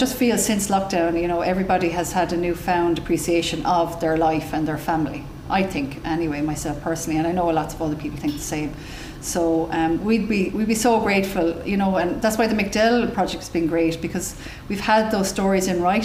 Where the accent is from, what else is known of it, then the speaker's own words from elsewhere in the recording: Clonmel, Munster, Ireland; I'm from Clonmel, it was just, I just had the affiliation with Tipperary